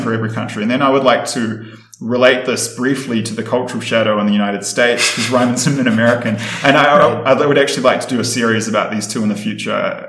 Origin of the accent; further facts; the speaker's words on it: Wellington, New Zealand; moved away as an adult; now in Ecuador; I was born and raised in Wellington, capital city of New Zealand